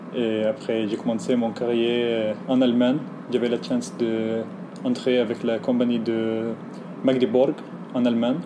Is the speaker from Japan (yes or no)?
no; Egypt; French is a second language; moved away; je viens d'Égypte